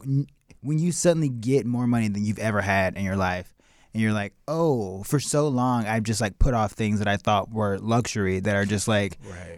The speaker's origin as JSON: {"language": "English", "town": "Chicago", "region": "Illinois", "country": "United States", "tie": "born or raised there", "said": "Yeah, Chicago."}